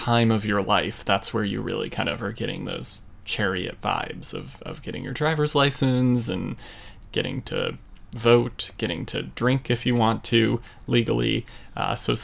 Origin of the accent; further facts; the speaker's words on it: United States; as an American child